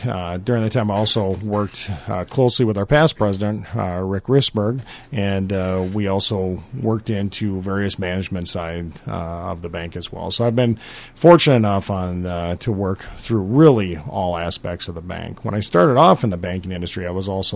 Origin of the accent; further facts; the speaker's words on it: Appleton, Wisconsin, United States; moved away as an adult; now in Dundas, United States; I grew up in Appleton, Wisconsin